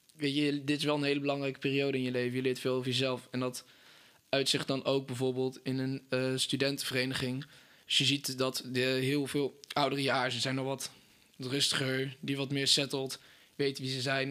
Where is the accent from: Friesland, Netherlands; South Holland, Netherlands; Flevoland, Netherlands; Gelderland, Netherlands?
Gelderland, Netherlands; Apeldoorn; Ik eh, kom uit Apeldoorn